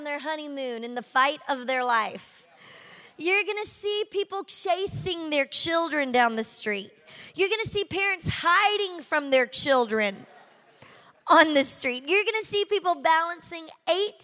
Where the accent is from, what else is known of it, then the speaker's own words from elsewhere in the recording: Shreveport, Louisiana, United States; accent: southern; moved away as an adult; now in Miami, United States; I'm from Shreveport, Louisiana. Can you tell at all? I've got this southern accent that doesn't seem to leave me, even though I've been in Miami for 13 years